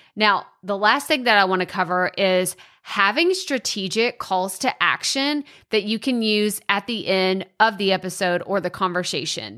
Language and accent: English; Texas, United States; accent: Texas twang; Maybe you like my accent. You love this Texas twang